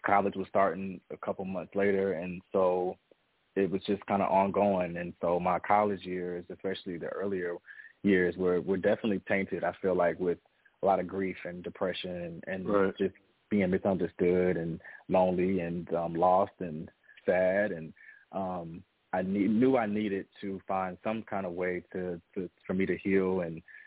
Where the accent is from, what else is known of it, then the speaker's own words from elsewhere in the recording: Atlanta, Georgia, United States; also born or lived in Mississippi; I was born in Mississippi, down south, country boy at the core, and my family moved to Atlanta when I was 6 years old